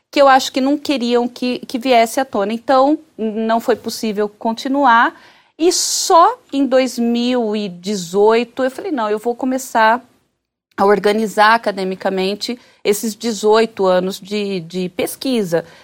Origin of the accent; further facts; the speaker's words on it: Bauru, São Paulo, Brazil; Eu sou de Bauru, né? Então mudei naquele momento para Bauru.